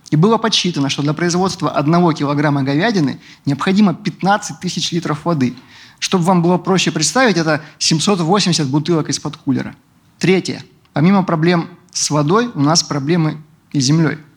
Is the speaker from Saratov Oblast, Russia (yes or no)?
no; Rostov-on-Don, Rostov Oblast, Russia; also born or lived in Caucasus; Я из Ростова-на-Дону.